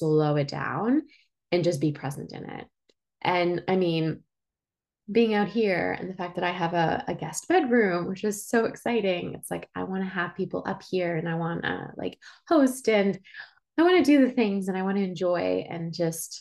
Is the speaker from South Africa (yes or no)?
no; Switzerland; also born or lived in Spain / Toronto, Canada; now in Prince Edward County, Canada; I was born and raised in Switzerland.